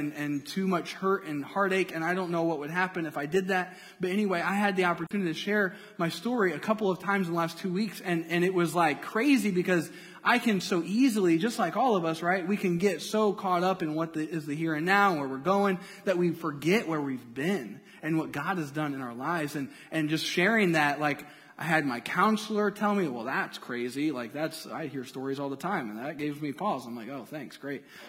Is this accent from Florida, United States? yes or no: no; Indiana, United States; moved away as an adult; also born or lived in Cincinnati; I'm from Indiana.